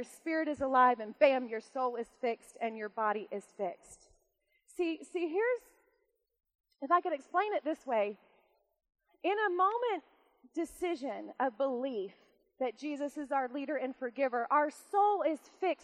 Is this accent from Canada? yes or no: no; United States; I'm an American